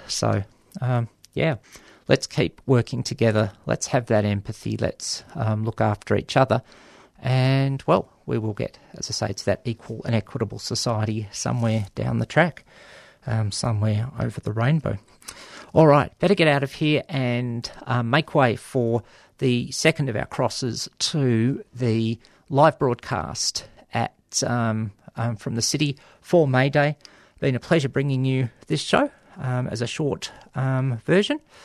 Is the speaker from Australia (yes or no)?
yes; Australia